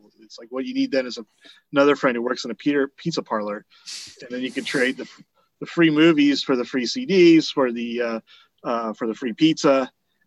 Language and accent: English; Eugene, Oregon, United States; also born or lived in Springfield, Oregon; I grew up primarily in Eugene, which is not a small city.